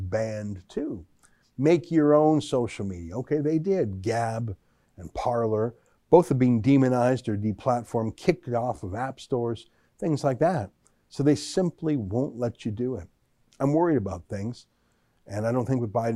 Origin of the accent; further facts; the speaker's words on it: Canada; as a Canadian